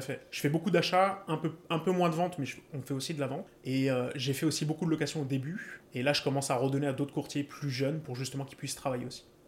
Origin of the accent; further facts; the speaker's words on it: Paris region, Île-de-France, France; moved away as an adult; now in Montreal, Canada; Je viens de région parisienne